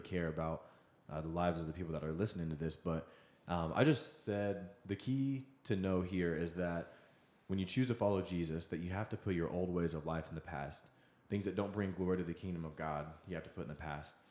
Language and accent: English; Wichita, Kansas, United States; also born or lived in Seattle; now in Kansas City, United States; I grew up in the Wichita area there for a while after I had moved here from Seattle.